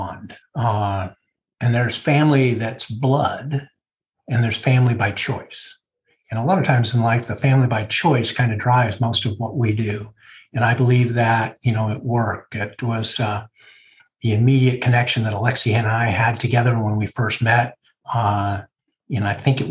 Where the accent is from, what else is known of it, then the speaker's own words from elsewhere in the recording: Oakland, California, United States; I'm from the San Francisco Bay Area, born and raised here, Oakland at heart